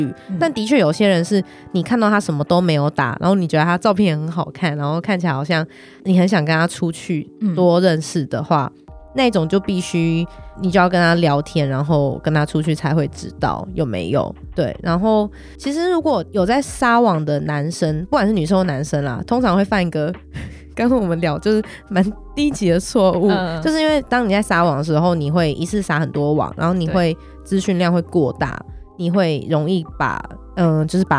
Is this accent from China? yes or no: no; Nantou County, Taiwan; 大家好，我是南投来的 A 小姐。